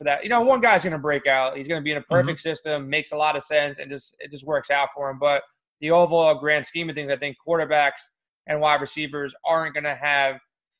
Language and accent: English; New York, United States; I grew up in New York, still live in New York